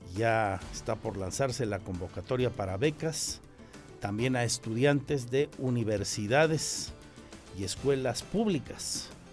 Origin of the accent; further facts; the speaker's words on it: Querétaro, Mexico; Somos de Querétaro